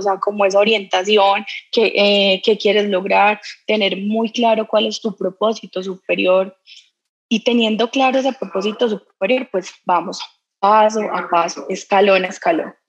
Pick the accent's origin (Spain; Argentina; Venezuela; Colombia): Colombia; los colombianos somos echados para adelante, somos berracos